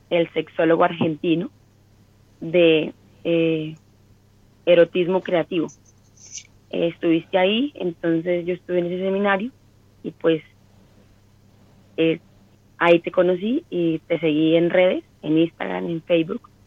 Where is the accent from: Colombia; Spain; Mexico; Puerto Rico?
Colombia; Bucaramanga, Santander; Soy colombiana, eh, soy de la ciudad de Bucaramanga